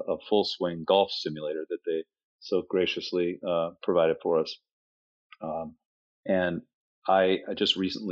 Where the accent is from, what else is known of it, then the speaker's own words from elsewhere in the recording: Seattle, Washington, United States; moved away as an adult; now in Scottsdale, United States; I'm from the Seattle area.